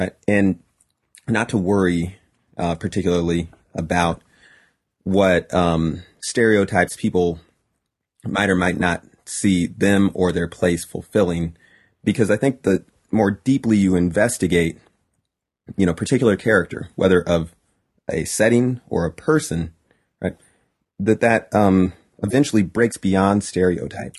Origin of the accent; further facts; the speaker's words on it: Highland, California, United States; also born or lived in Fontana, California / Pomona, California / Rialto, California; Highland, California, which is where I spent the vast majority of my childhood